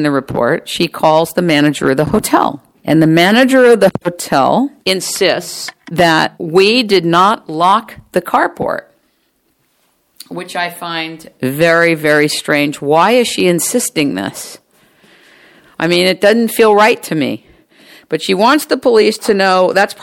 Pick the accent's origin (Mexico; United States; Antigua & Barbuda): United States; I'm American